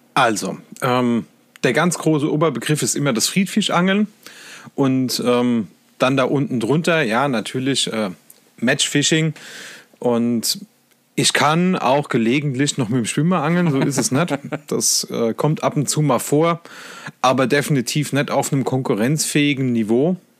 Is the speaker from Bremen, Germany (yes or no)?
no; Lower Main, Bavaria, Germany; now in Saarland, Germany; wohnen tue ich im Saarland. Ähm, gebürtig komme ich aus Bayern, vom Untermain